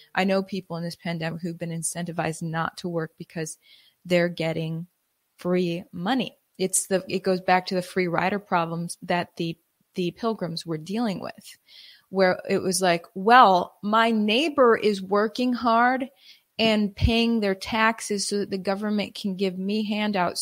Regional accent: Wisconsin, United States; now in Texas, United States; I immigrated to Texas from, uh, growing up in Wisconsin

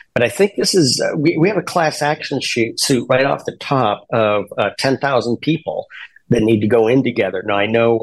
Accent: Seattle, Washington, United States; my hometown is Seattle

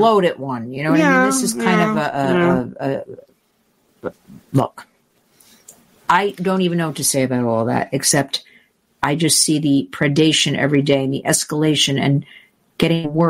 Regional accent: New York, United States; being at the tail end of being a New Yorker

